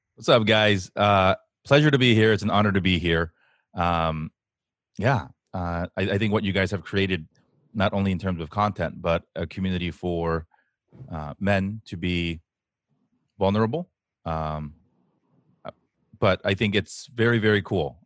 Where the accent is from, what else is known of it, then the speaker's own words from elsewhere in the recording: United States; we, especially as Asian American men, are raised with a double whammy of expectations